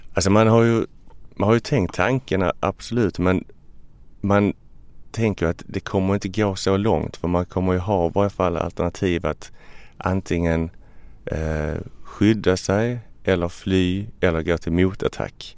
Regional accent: Ystad, Skåne, Sweden; now in Stockholm, Sweden; Jag är från Ystad, ligger längst ner

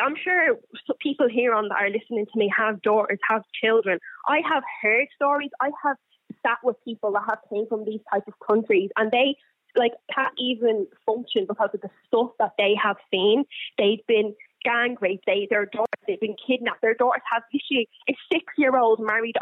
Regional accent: Ireland; I wear the headscarf, born and bred in Ireland. Mom's from Coolock and dad's over in Lebanon

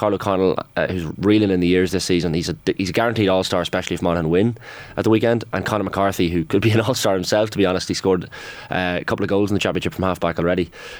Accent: Armagh, Northern Ireland, United Kingdom; born there; I was born in Armagh, controversial.

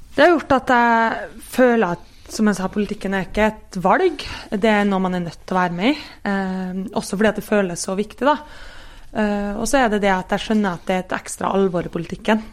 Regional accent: Kristiansund, Møre og Romsdal, Norway; jeg er fra Kristiansund

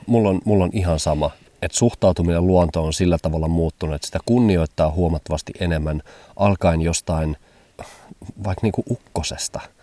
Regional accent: Hamburg, Germany; moved away; mä vietin lapsuuteni suurkaupungissa Hampurissa

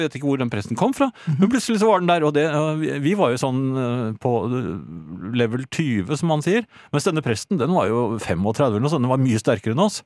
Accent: Norway; also born or lived in Oslo; jeg er fra Norge

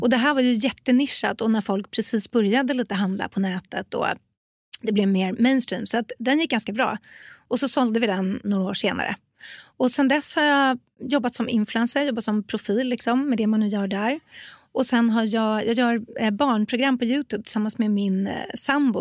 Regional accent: Stockholm, Stockholm County, Sweden; jag är från Stockholm

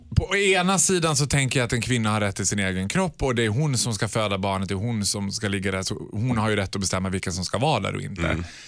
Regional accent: Borlänge, Dalarna County, Sweden; Jag är mm. född och uppvuxen i Borlänge

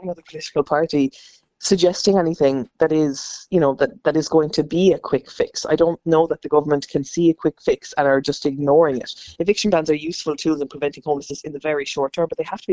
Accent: Ireland; being Irish

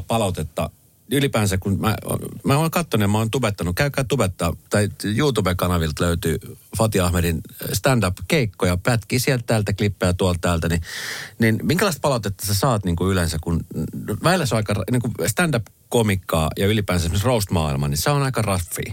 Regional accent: Colombia; now in Finland; Kolumbiasta, mm. mistä mm. mä oon kotoisin

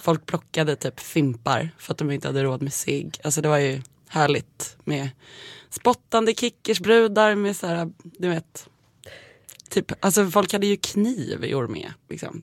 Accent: Nacka, Stockholm County, Sweden; jag är uppväxt eh, i Kummenläs

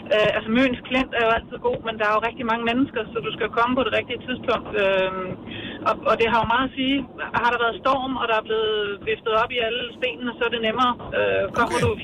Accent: Zealand, Denmark; Nu er jeg fra Sjælland

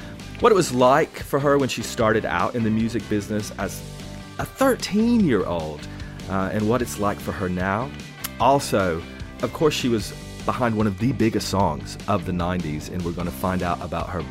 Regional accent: Tennessee, United States; moved away; I'm originally from Tennessee. My whole family's still there. I've been here for ages. But growing up in Tennessee

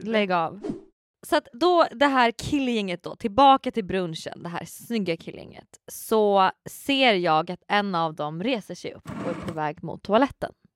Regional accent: Sweden; jag är från Sverige

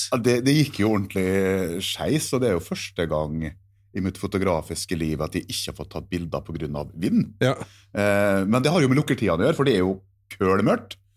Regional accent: Norway; jeg som nordmann

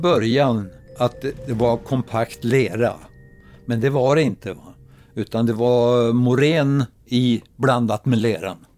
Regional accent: Roslagen, Stockholm County, Sweden; är född och uppvuxen i Roslagen

